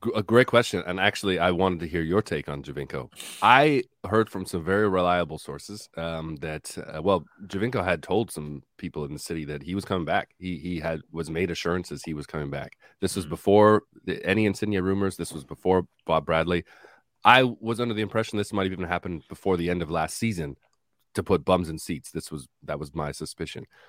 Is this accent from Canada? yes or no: yes; Canada; we as as Canadian soccer supporters and observers